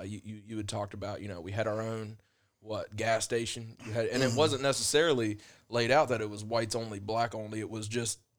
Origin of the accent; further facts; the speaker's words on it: Gallipolis, Ohio, United States; Growing up in Appalachia there in Galpolis, it's odd because